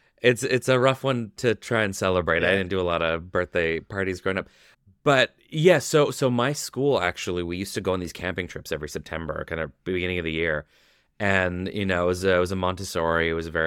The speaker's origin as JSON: {"language": "English", "country": "Canada", "said": "We're 10 years old. We're Canadian."}